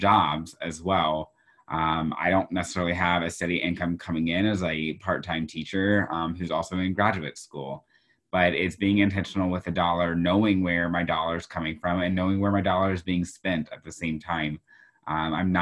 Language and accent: English; Houston, Texas, United States; now in Iowa, United States; my school district growing up in Houston, Texas